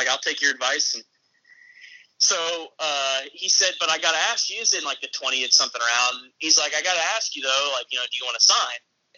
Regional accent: Tampa, Florida, United States; born there; also born or lived in Crystal Lake, Illinois / Phoenix, Arizona / Jupiter, Florida; I was born in Tampa, I moved actually to Chicago. I lived in Crystal Lake, and then I moved to Phoenix, and then I moved back to Florida, to South Florida, Jupiter, Florida, to be exact

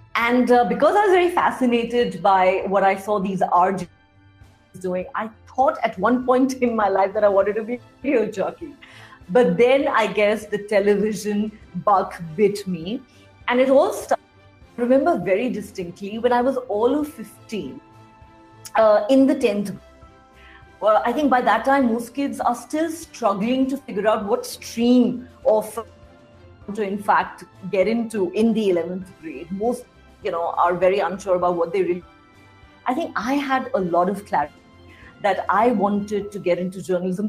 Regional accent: Delhi, India; I am an out and out born and raised in Delhi.

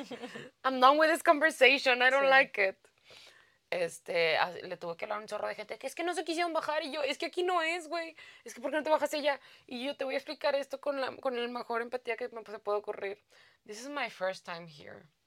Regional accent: Mexico; moved away; yo vengo de México

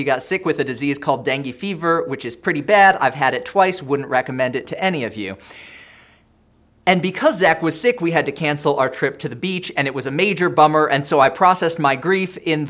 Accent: Indonesia; Now, I grew up in Indonesia

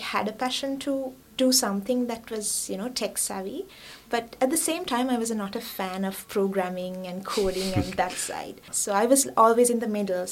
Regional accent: Kandy, Central Province, Sri Lanka; moved away as an adult; now in Australia; I was born and bred in Kandy

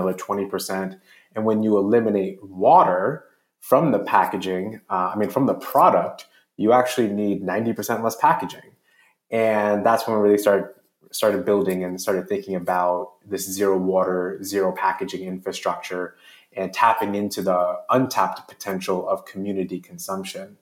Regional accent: New York City, New York, United States; I grew up in Jamaica, Queens, in New York City

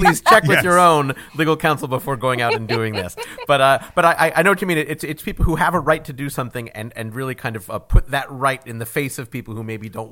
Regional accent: Chicago, Illinois, United States; I am from Chicago as well

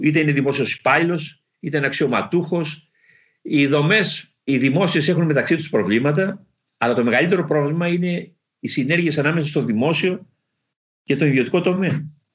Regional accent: Kalamata, Peloponnese, Greece; moved away as an adult; Στην πατρίδα μου, στη Μεσσηνία

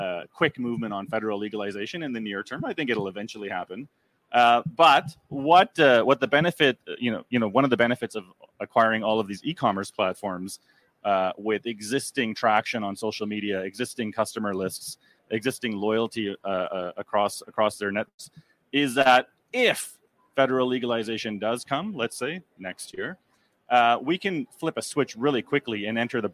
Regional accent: Canada; I'm a Canadian

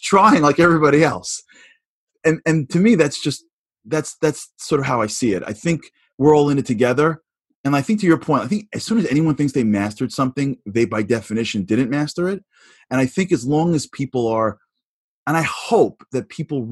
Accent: New York, United States; I'm a New Yorker

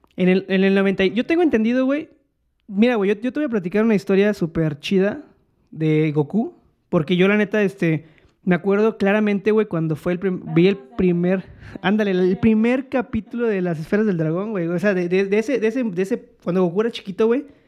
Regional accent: Mexico; now in Mexico City, Mexico; en donde yo nací, en, en mi entorno, y ahí la gente puede comentarlo después, que eh, era un pedo más bueno, en provincia

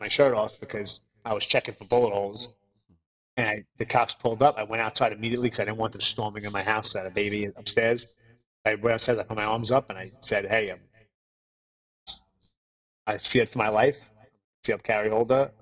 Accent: New York City, New York, United States; now in Los Angeles, United States; I grew up in the Bronx, New York, where cops were cops

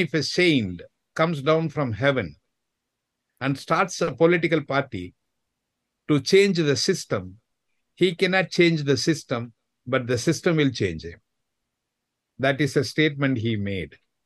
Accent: Chennai, Tamil Nadu, India; from Chennai, the capital city of Tamil Nadu state in India.

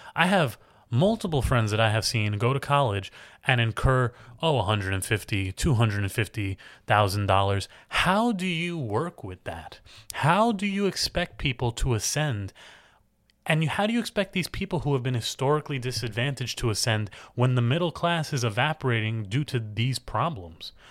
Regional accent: United States; I'm an American, I have the right to vote.

